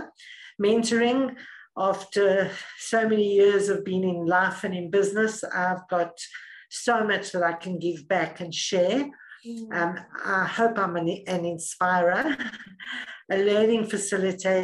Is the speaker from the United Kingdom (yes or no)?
no; South Africa; also born or lived in Middle East; So I'm South African, born and bred in South Africa, lived here most of my life.